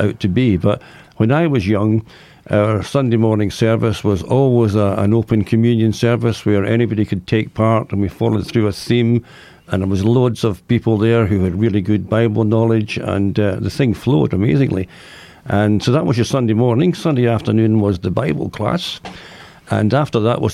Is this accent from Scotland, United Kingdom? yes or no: yes; Ayr, Scotland, United Kingdom; also born or lived in Glasgow; my parents moved down to the coastal town of Ayr, which was a much healthier place. And that's where I spent my childhood